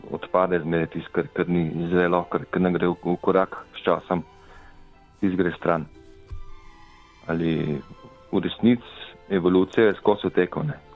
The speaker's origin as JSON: {"language": "Slovenian", "country": "Slovenia", "said": "vsi smo Slovenci"}